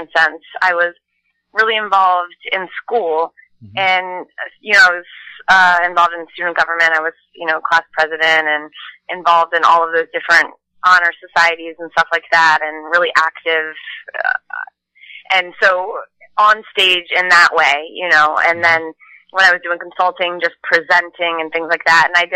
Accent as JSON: {"language": "English", "region": "Maryland", "country": "United States", "tie": "born or raised there", "moved": "yes", "lives_now": "Los Angeles, United States", "said": "I'm from Maryland, so we used to have crab feasts every summer, and all the neighbors would come over"}